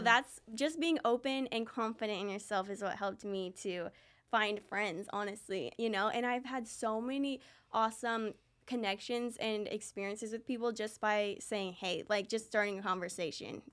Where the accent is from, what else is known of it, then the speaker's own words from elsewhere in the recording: Lee's Summit, Missouri, United States; also born or lived in Raymore; we grew up in Lee Summit and Raymore